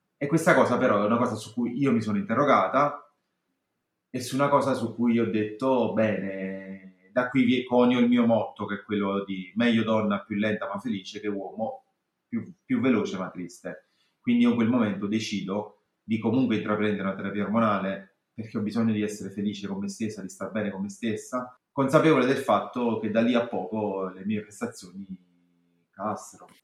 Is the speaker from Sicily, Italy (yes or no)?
no; Naples, Campania, Italy; io sono a Napoli, sono napoletana, vi parlo che negli anni 80 ero adolescente